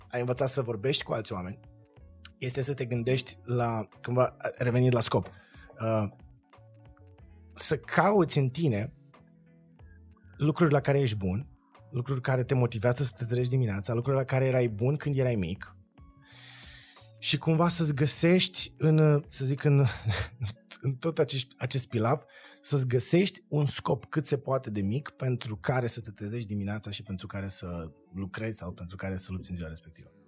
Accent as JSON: {"language": "Romanian", "country": "Moldova", "tie": "born there", "said": "Eu m-am născut în Republica."}